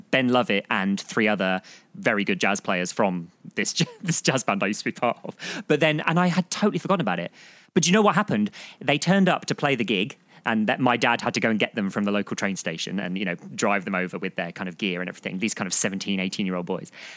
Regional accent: Surrey, South East England, United Kingdom; one of the bands I was in was this local youth jazz band in my area where I grew up in Surrey.

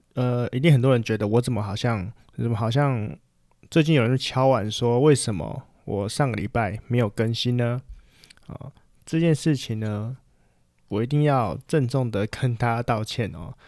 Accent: Taiwan; 我们台湾人就最爱打架了嘛

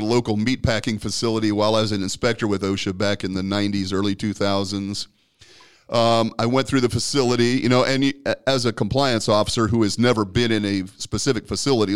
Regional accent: Omaha, Nebraska, United States; I was born and raised in Omaha

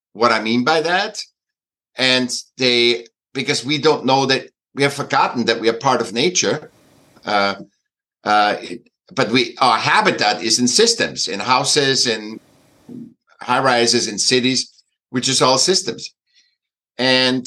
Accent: Vienna, Austria; moved away; I was born in Vienna, in Austria

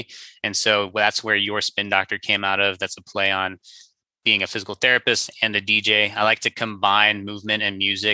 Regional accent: Cincinnati, Ohio, United States; moved away as an adult; also born or lived in St. Louis, Missouri; now in Orange County, California, United States; I'm originally from the Midwest. Grew up in Cincinnati, Ohio, went to school in St. Louis, Missouri, and then moved out here for my first job back in 2016

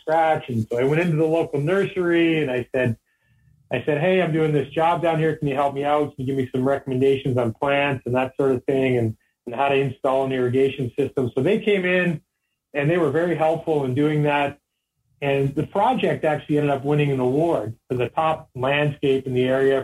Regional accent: Vancouver, British Columbia, Canada; I grew up in Vancouver, BC, and I come from a family of 11 kids.

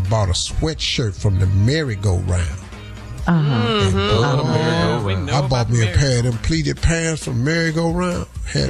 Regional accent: Birmingham, Alabama, United States; I came from Birmingham, Alabama, man.

